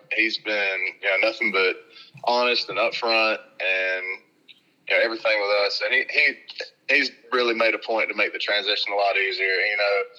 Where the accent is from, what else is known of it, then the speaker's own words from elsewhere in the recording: Kentucky, United States; I'm from Kentucky